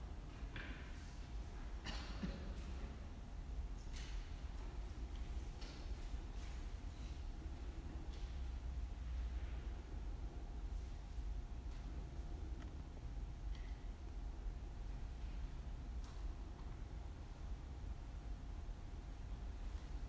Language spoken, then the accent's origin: English; London, United Kingdom; As a Londoner